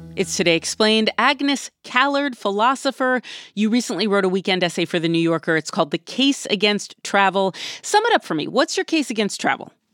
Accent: Hungary; moved away; I'm originally Hungarian

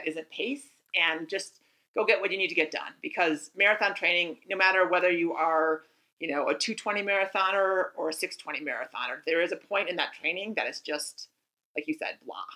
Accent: near Lake Minnetonka, Minnesota, United States; That's my hometown. Or not Lake Minnetonka, is it? But near my hometown

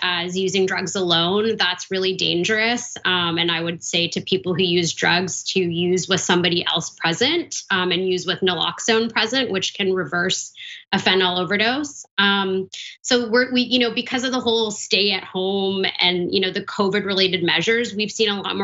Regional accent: Vancouver, British Columbia, Canada; my hometown, Vancouver, Canada

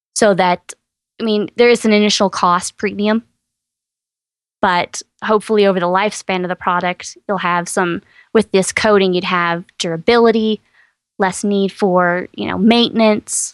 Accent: East Texas, United States; I grew up in East Texas

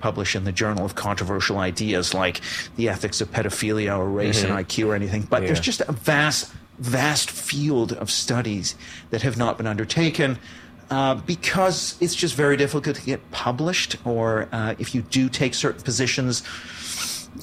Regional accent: Canada; moved away; also born or lived in London; So Canada, you know, where I'm from originally

